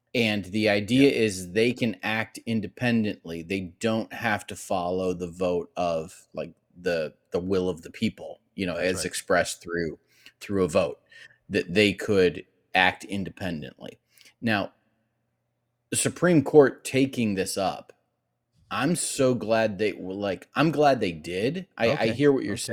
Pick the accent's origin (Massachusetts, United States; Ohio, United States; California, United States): Ohio, United States; Cleveland; I grew up in Cleveland, Ohio.